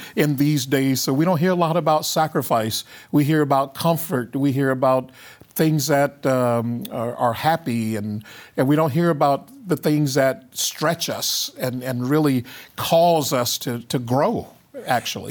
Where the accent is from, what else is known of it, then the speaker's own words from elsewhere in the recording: the Jim Crow South, United States; I grew up in the Jim Crow South